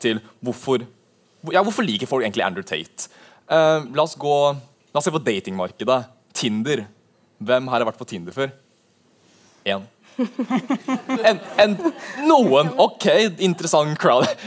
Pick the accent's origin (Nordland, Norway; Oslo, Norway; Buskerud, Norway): Buskerud, Norway; Drammen; also born or lived in Levanger; min bakgrunn er først og født i Levanger, men du hører ikke det på dialekten min siden jeg flytta til Drammen da jeg var veldig ung.